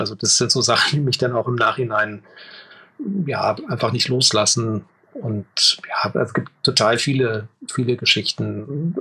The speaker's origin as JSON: {"language": "German", "town": "Leipzig", "region": "Saxony", "country": "Germany", "said": "ich komme eigentlich aus Leipzig."}